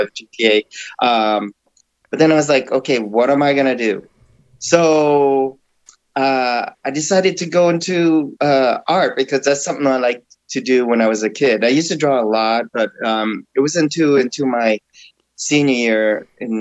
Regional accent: Oregon, United States; I grew up in Oregon

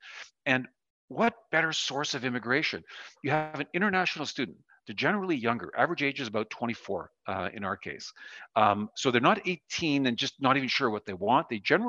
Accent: Sudbury, Ontario, Canada; I'm from Sudbury, 4 hours north of Toronto

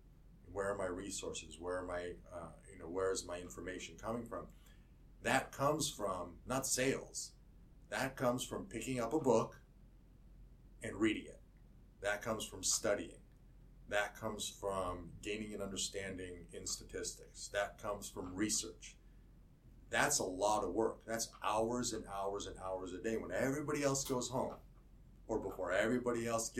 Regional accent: Buffalo, New York, United States; born there; I was born in Buffalo, New York, which I've been told is a great place to be from. Got out of there early.

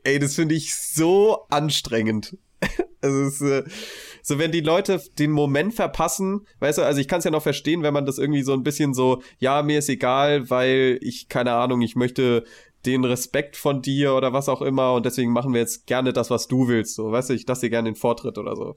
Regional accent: Heidesheim, Rhineland-Palatinate, Germany; also born or lived in Mainz; bei uns sagt man shoppen, wo ich herkomme

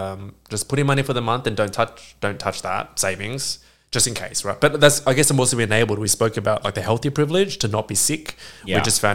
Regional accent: Australia; I'm from Australia

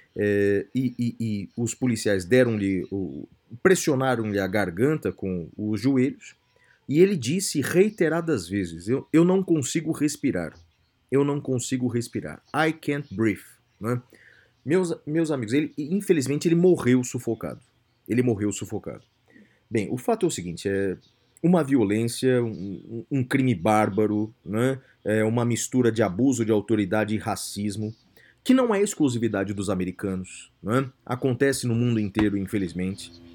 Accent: Brazil; nós brasileiros

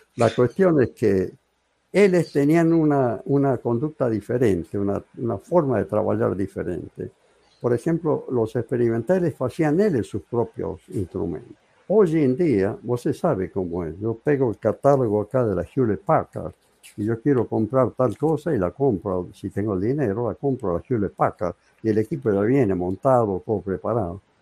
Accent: San Fernando del Valle de Catamarca, Catamarca, Argentina; moved away as an adult; also born or lived in Córdoba, Argentina; Yo terminé mi secundario en Catamarca, así se llamaba la ciudad, Catamarca

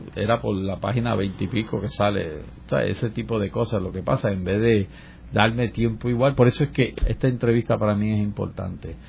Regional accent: Puerto Rico; moved away as an adult; also born or lived in New York; me tuve que ir de mi país porque yo no hubiese podido ni terminar de estudiar ni conseguir trabajo en mi país en esos momentos.

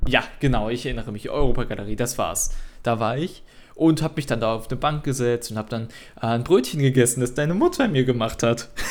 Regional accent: Cologne, North Rhine-Westphalia, Germany; ich komme aus Köln

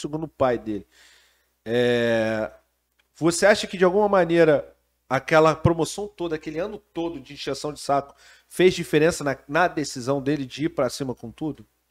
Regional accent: Brazil; como brasileiro

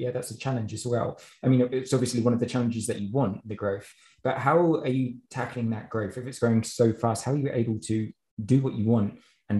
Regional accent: London, United Kingdom; now in Ukraine; I'm from London myself

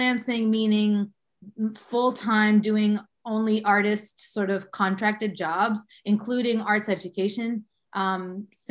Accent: Boston, Massachusetts, United States; also born or lived in Cambridge, Massachusetts / Dominican Republic; I was born here in Boston. I was born specifically in the hospital in Cambridge. And I grew up in Jamaica Plain, moved here to Jamaica Plain, Boston, I believe I was in the second grade.

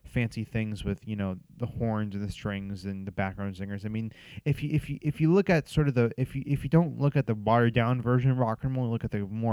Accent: Los Angeles, California, United States; I was born and raised out here in Los Angeles in Southern California, so I've been out here my whole life

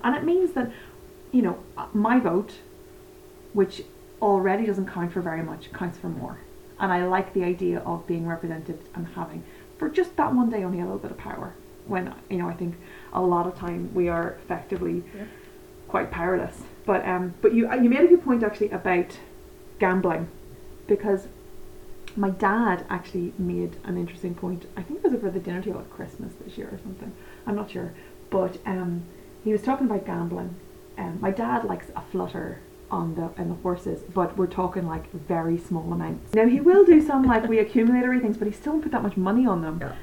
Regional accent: Northern Ireland, United Kingdom; I'm from Northern Ireland or the north of Ireland or whatever way you want to put it.

